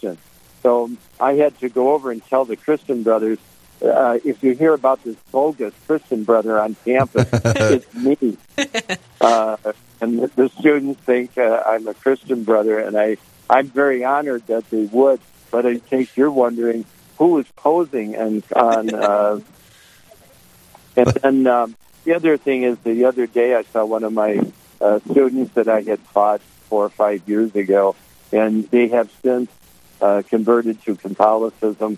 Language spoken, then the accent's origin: English; Detroit, Michigan, United States; moved away as an adult; now in Minnesota, United States; I'm going to go home to Motown. I'm from Detroit.